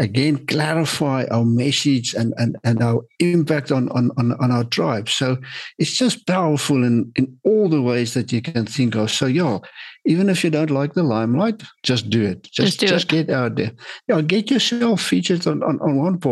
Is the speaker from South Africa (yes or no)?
yes; South Africa; I'm from South Africa